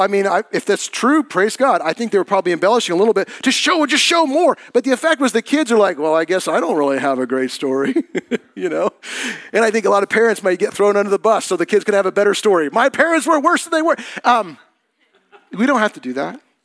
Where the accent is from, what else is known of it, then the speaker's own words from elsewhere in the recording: United States; As Christians, as American Christians